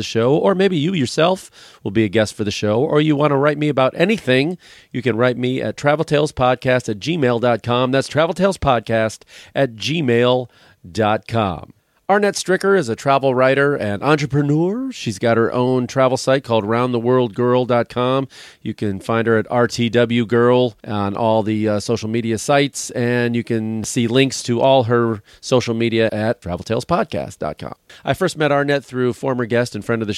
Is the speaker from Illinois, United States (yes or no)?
yes; Chicago, Illinois, United States; born or raised there